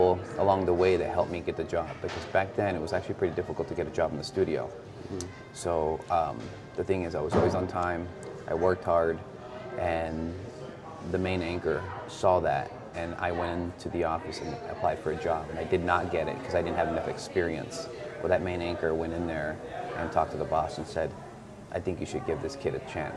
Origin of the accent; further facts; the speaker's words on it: Douglas, Arizona, United States; also born or lived in Agua Prieta, Sonora, Mexico; I'm from Agua Prieta, Sonora, raised in Douglas. So I was raised on both sides of the border.